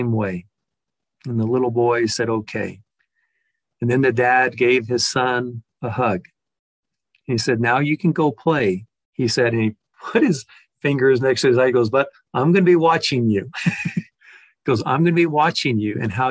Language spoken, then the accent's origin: English; Texas, United States; a large family in there from Texas, which is my home state